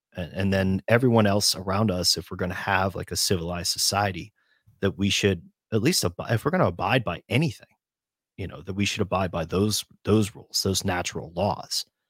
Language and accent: English; United States; come from a region of the United States where people will fist fight each other in bars over their jerseys